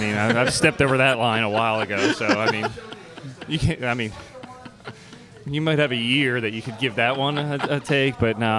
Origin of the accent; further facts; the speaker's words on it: Philadelphia, Pennsylvania, United States; now in Houston, United States; I grew up in Philadelphia, and the first time I got held at gunpoint, I was 5 years old. So, Houston's been much nicer to me.